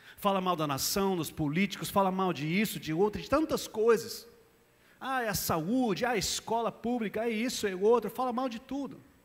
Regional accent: United States; Portuguese is a second language; moved away as an adult; now in Brazil; sou brasileiro, nem lembro mais quando eu era americano, faz 16 anos já. Dia 2 de março de 2007 eu cheguei aqui em São Paulo, no aeroporto de São Paulo

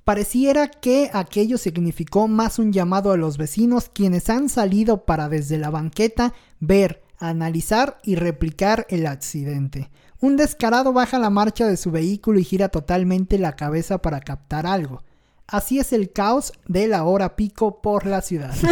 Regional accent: Mexico

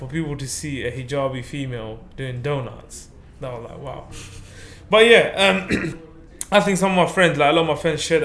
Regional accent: Zakiganj, Sylhet Division, Bangladesh; now in United Kingdom; I was born in Bangladesh. My whole family was born in Bangladesh. We're from a small village in Zakigunj

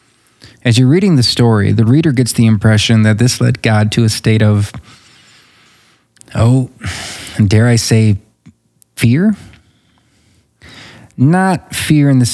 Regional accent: United States; as an American

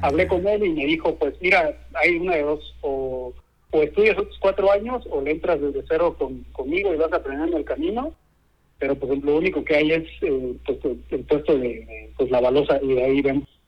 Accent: Mexico; now in Scandinavia; lo que tenemos en México

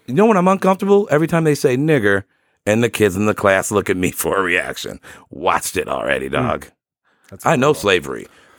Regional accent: Sterling Heights, Michigan, United States; I'm from Sterling Heights. First time, long time.

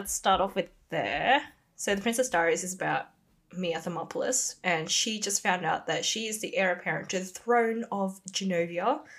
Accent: Australia; also born or lived in Indonesia; growing up in Australia

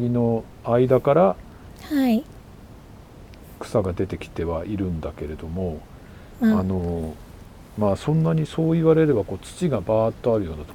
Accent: Hokkaido, Japan; 北海道民としてはとっても嬉しいですね

